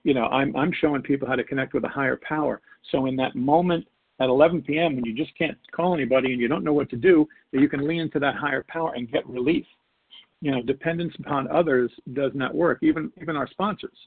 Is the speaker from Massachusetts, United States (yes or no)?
no; New York, United States; I was born and raised in New York